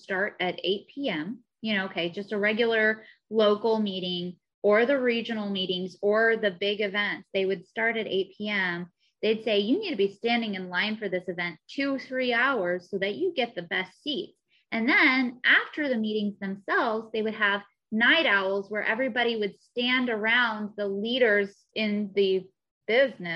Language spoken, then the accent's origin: English; Missouri, United States; moved away as an adult; now in Southern California, United States; I'm also from Missouri originally